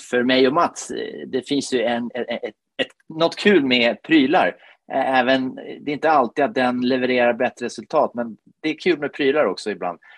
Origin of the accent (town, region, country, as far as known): Finland; Swedish is a second language; also born or lived in Stockholm; now in Sweden